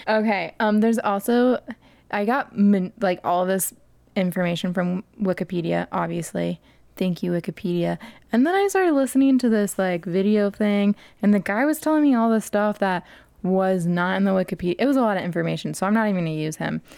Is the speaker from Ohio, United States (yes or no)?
yes; Vandalia, Ohio, United States; Vandalia, Ohio, United States of America.